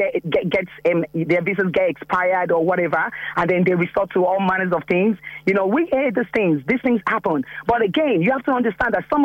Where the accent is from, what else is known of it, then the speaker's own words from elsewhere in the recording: Nigeria; now in Ireland; I'm a Nigerian myself, and we came to this country